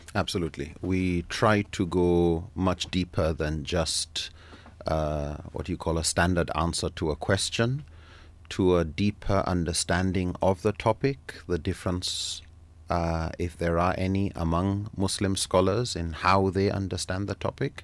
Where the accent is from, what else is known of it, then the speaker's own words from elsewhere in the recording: Nigeria; I'm from Nigeria, born there and grew up there